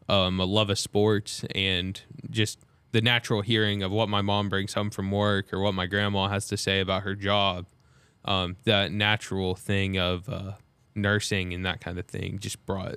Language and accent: English; Salem, Illinois, United States; I grew up in Salem.